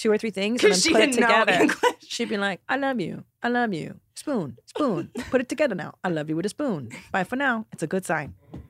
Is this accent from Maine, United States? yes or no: no; California, United States; I grew up in the San Fernando Valley.